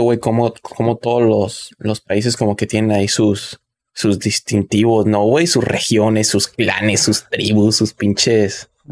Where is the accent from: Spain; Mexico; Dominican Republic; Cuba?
Mexico; yo soy obviamente de un rancho, ¿no? De un pueblo. Y que incluso en, en, en México, de mi pueblo